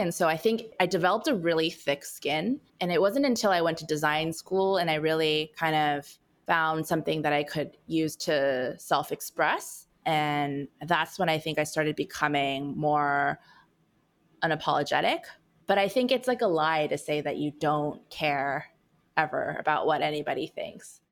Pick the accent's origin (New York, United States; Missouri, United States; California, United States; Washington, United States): California, United States; born and raised in California gal in me